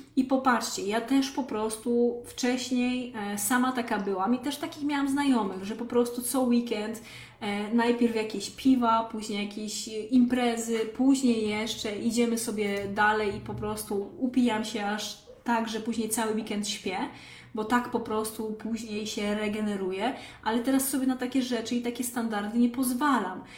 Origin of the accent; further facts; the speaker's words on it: Lesser Poland, Poland; moved away; pochodzę z małej wsi w Małopolsce